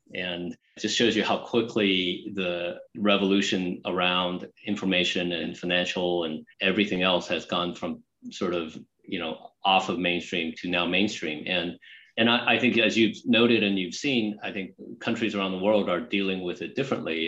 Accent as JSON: {"language": "English", "town": "San Jose", "region": "California", "country": "United States", "tie": "born or raised there", "also_born_or_lived": "Taipei, Taiwan", "said": "I just love growing up in California, and I'm obviously still a Californian"}